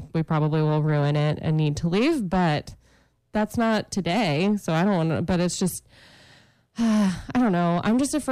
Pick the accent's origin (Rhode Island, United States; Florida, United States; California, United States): Florida, United States; Melbourne; I grew up in Melbourne, which is 10 minutes from the beach